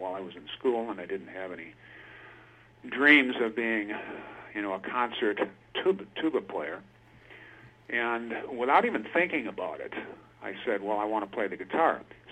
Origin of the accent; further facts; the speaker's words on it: Milwaukee, Wisconsin, United States; moved away as an adult; now in Washington State, United States; I spent probably most of my life in Wisconsin, southeast Wisconsin, Milwaukee area